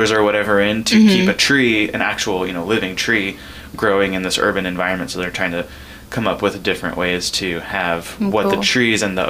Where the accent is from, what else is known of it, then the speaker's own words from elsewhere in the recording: California, United States; now in Ketchikan, United States; I'm from California originally, and I definitely grew up in a more rural area